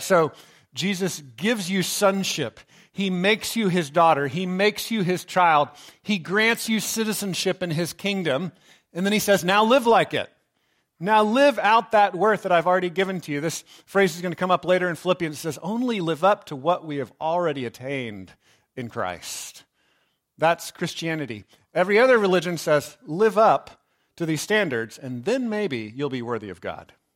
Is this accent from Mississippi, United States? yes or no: no; Texas, United States; I grew up in Texas